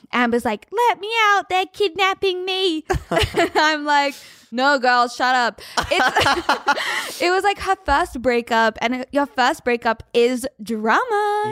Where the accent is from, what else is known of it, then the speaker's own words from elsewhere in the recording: Australia; As an Australian